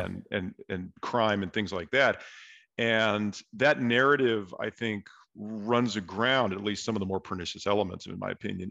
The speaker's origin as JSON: {"language": "English", "town": "San Diego", "region": "California", "country": "United States", "said": "I'm from San Diego"}